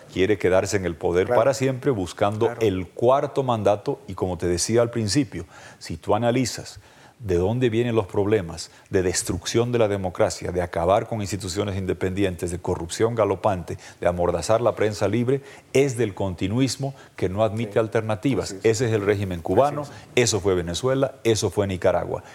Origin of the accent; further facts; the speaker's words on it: Bolivia; en mi país